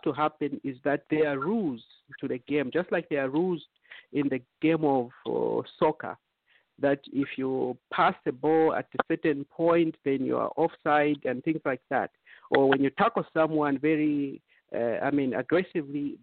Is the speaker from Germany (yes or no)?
no; Eastern Province, Zambia; now in United States; we are all Zambians. We come from Zambia